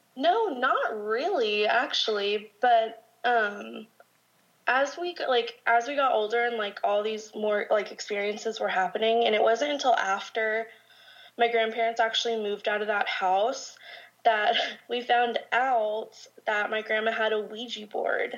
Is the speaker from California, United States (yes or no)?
yes; Orange County, California, United States; also born or lived in Corona, California; born and raised in Orange County, but I actually moved out to Corona, which is like 10 minutes outside of Orange County